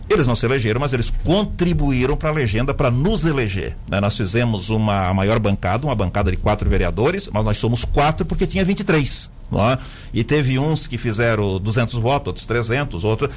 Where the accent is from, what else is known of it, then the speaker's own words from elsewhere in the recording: Lauro Müller, Santa Catarina, Brazil; moved away as an adult; Eu nasci no Rio Queimado, ou seja, na terceira comunidade depois de Lauro Miller